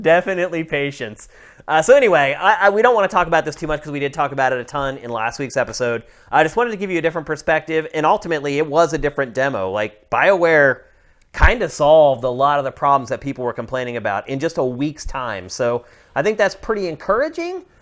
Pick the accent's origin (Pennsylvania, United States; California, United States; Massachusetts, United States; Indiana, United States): Pennsylvania, United States; Pennsylvania. My home state